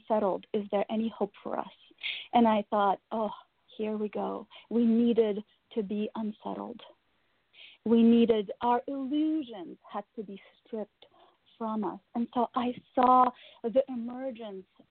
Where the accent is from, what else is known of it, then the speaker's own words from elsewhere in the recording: Russia; moved away; I was born and raised in Russia